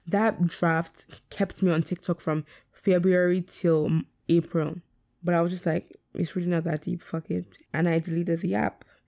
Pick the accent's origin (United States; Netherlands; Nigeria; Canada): Nigeria; being Nigerian is my biggest flex